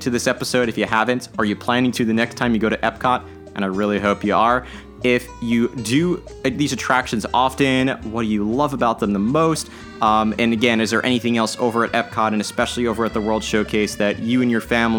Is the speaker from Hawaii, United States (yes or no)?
no; New Orleans, Louisiana, United States; We are from New Orleans originally, so I understood the theme.